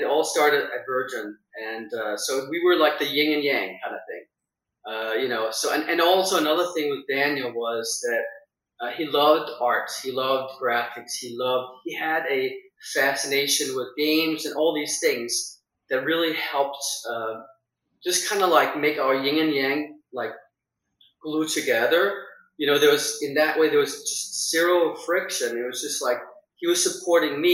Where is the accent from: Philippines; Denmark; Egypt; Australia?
Denmark; moved away as an adult; now in United States; So I'm Danish. I was born in Denmark, grew up there until I was 20, and then I left for America